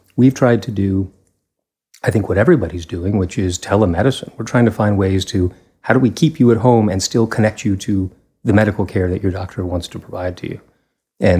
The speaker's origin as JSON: {"language": "English", "town": "Fort Worth", "region": "Texas", "country": "United States", "tie": "born or raised there", "also_born_or_lived": "Pittsburgh", "lives_now": "Denton, United States", "said": "I grew up in Fort Worth."}